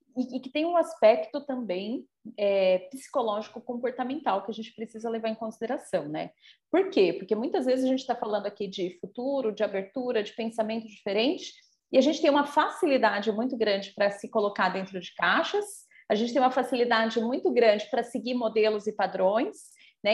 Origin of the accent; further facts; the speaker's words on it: São Paulo, Brazil; moved away; eu já morei em São Paulo, né? Sou paulistana